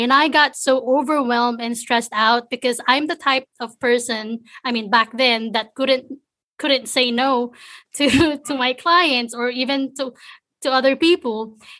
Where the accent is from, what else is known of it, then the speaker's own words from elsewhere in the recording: Philippines; English is a second language; moved away as an adult; now in United States; I was born and raised in the Philippines. A couple of years ago, I moved to the States. So I'm brand new here in the States